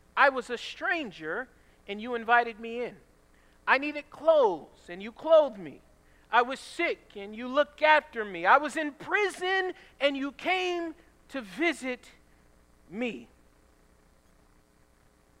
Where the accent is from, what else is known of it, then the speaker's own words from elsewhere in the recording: the South, United States; moved away; I grew up in the South.